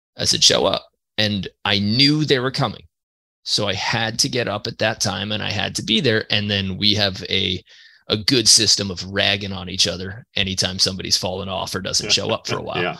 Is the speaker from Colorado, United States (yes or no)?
no; New York, United States; I'm from New York